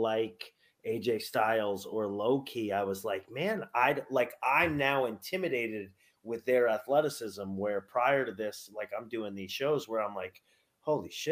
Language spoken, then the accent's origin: English; Albany, New York, United States; my hometown of Albany, New York